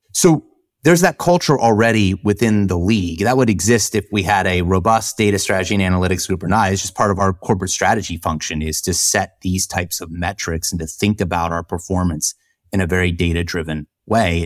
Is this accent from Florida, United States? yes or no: yes; Jacksonville, Florida, United States; moved away; I grew up in Jacksonville.